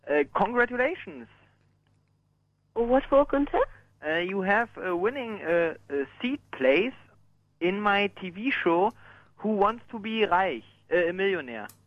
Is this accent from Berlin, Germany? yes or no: yes; Berlin, Germany; ich komme aus Deutschland, äh, aus Berlin halt.